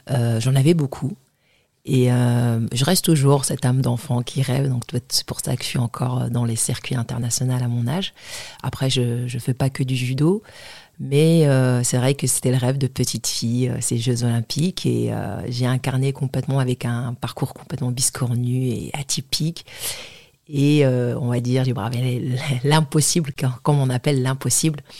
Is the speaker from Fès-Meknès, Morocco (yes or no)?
no; Mohammedia, Casablanca-Settat, Morocco; born there; alors moi, je suis née à une petite ville à côté de Casa, Mohamedia. Je suis née au Maroc.